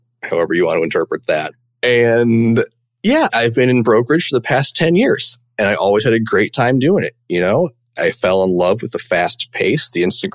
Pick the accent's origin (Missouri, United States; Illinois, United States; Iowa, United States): Illinois, United States; Champaign; now in Chicago, United States; I grew up in Champaign, Illinois